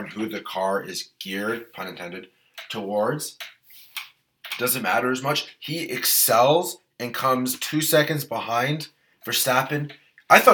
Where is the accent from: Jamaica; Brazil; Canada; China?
Canada; we're Canadian